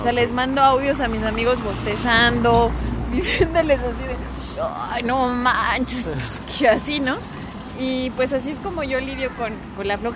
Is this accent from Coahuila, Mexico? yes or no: no; León, Guanajuato, Mexico; yo soy de León, o sea, una metrópoli. Eh, y bueno, eh, al final me he adaptado a este pueblo.